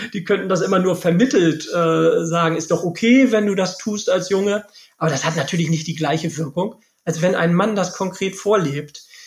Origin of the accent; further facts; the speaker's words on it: Lübeck, Schleswig-Holstein, Germany; moved away as an adult; now in Bielefeld, Germany; bin ja auch gebürtiger Lübecker